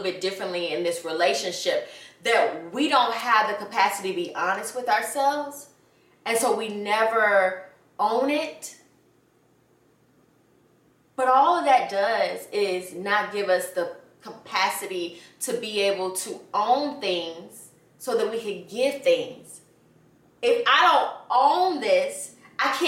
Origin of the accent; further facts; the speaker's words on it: Atlanta, Georgia, United States; I grew up in Atlanta